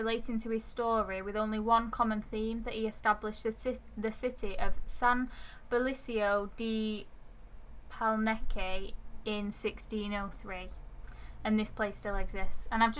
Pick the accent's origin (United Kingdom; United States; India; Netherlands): United Kingdom; Oldham, North West England; I was born in Oldham.